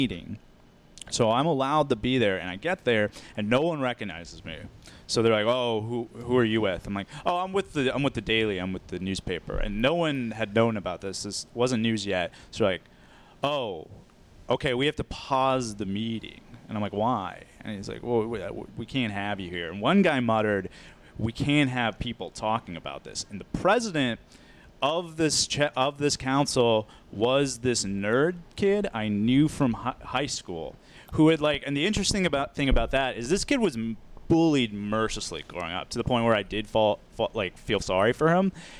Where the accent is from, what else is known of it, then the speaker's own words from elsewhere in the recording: suburban Minneapolis, Minnesota, United States; I grew up in Minnesota. I grew up in like outside suburban Minneapolis.